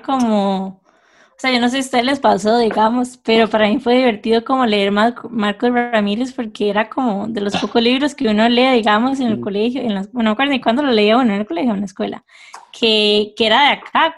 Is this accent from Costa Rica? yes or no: yes; Costa Rica; lugares en Costa Rica con los que todos nos pudiéramos sentir identificados